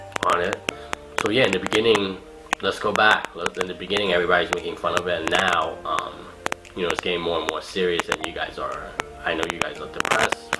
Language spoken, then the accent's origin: English; United States; we were raised and born here. I consider myself as American